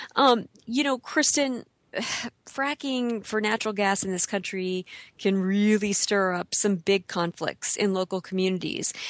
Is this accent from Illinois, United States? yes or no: yes; Illinois, United States; I grew up in the Midwest too